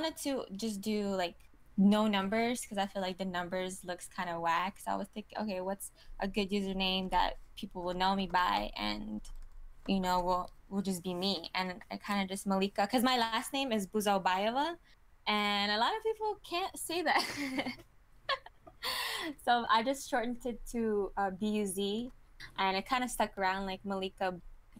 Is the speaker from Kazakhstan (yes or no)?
yes; Kazakhstan; also born or lived in Thailand / Killeen, Texas; now in Austin, United States; But because I moved from Kazakhstan and lived in Thailand, and I lived in Fort Hood, Killeen, Texas, which is not a lot of opportunity for models to grow. It's not until I came to Austin that I've been doing it.